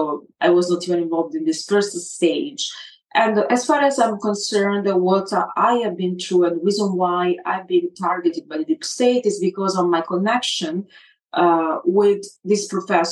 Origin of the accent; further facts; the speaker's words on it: Italy; I'm Italian 100%